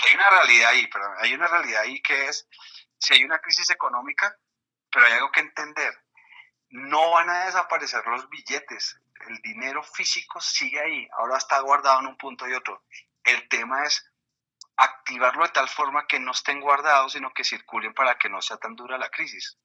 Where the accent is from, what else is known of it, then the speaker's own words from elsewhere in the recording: Colombia; moved away as an adult; also born or lived in Mexico; soy narrador, cuentacuentos colombiano, con bastante tiempo ya en México